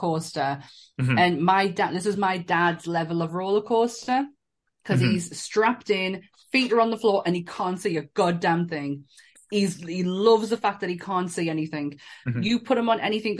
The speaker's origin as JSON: {"language": "English", "town": "Shiney Row", "region": "North East England", "country": "United Kingdom", "said": "his parents lived in Shiny Row for which is where I'm from"}